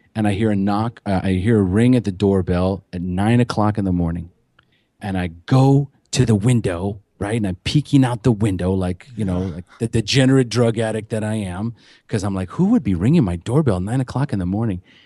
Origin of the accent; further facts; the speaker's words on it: California, United States; moved away as an adult; now in Costa Rica; I'm from California originally